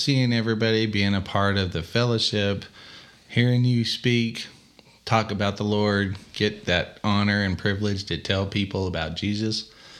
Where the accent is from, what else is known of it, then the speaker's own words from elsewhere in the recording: Texas, United States; also born or lived in New York; I'm a Texan and proud of it. I love Texas.